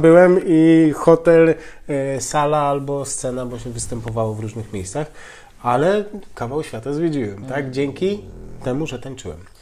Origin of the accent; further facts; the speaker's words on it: Białogard, West Pomeranian Voivodeship, Poland; also born or lived in Koszalin; now in Tricity, Poland; urodziłem się i mieszkałem w Białogardzie, więc mała miejscowość